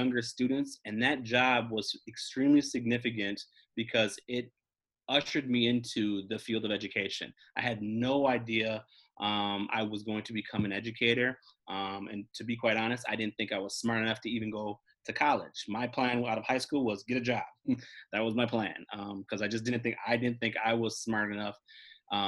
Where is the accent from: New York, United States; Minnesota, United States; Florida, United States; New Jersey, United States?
Minnesota, United States; Maplewood; I grew up in Maplewood, Minnesota. I attended Roseville Area High School